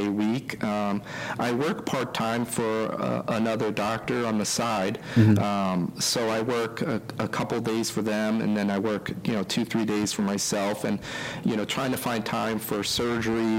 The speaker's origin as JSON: {"language": "English", "region": "East Coast", "country": "United States", "moved": "yes", "said": "I'm from the East Coast"}